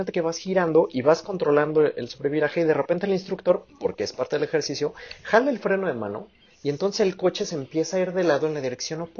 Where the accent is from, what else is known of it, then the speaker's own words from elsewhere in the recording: Mexico; Otro mexicanos. podio mi bello país.